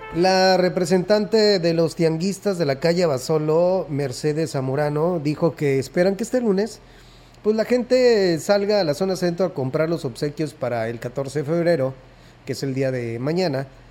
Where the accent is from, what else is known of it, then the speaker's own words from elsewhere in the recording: Mexico; como buen mexicano